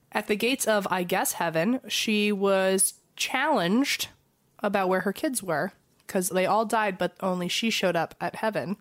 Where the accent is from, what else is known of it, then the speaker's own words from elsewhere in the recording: Fredericksburg, Virginia, United States; moved away; we're probably currently in Fredericksburg, and I'm showing Christine and Eva my hometown